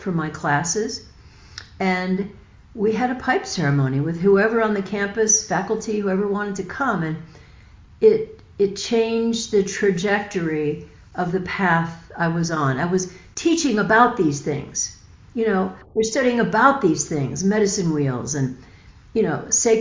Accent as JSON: {"language": "English", "region": "Michigan", "country": "United States", "tie": "born or raised there", "said": "I grew up in Michigan. And I grew up on the Great Lake of Michigan"}